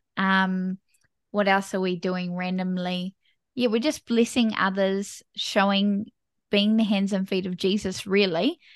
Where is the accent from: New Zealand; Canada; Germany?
New Zealand; I am from New Zealand, small little country, bottom of the world.